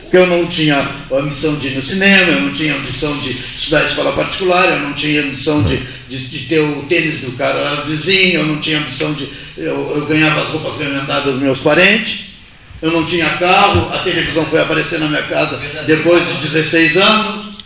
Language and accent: Portuguese; Pernambuco, Brazil; now in Pelotas, Brazil; Eu sou de Pernambuco e estudo na Universidade Federal de Pelotas da Agronomia